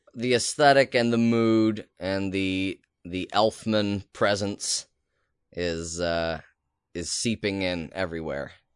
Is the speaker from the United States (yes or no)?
no; Canada; as a Canadian